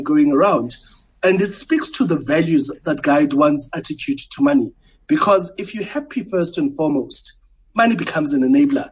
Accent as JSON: {"language": "English", "town": "Port Elizabeth", "region": "Eastern Cape", "country": "South Africa", "tie": "born or raised there", "moved": "yes", "lives_now": "Johannesburg, South Africa", "said": "I grew up in New Brighton, in Port Elizabeth."}